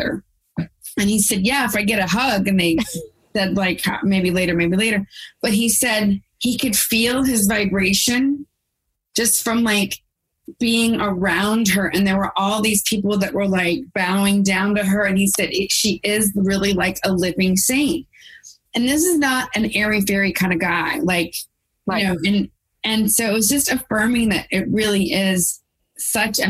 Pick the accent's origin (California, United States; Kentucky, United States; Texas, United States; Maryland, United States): Texas, United States; I'm from Texas